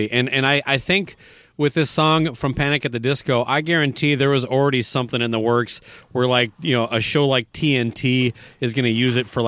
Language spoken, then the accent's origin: English; Owatonna, Minnesota, United States; born or raised there